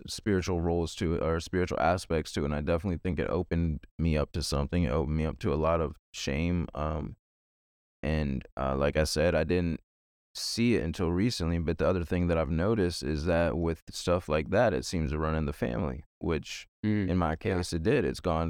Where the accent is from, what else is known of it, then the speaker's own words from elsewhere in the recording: Virginia, United States; I'm from Virginia, born and raised, lived here my whole life.